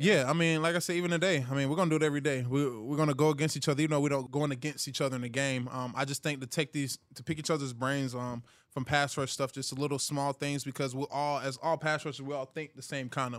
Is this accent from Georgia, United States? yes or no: yes; Hiram, Georgia, United States; moved away; I'm from Hiram, Georgia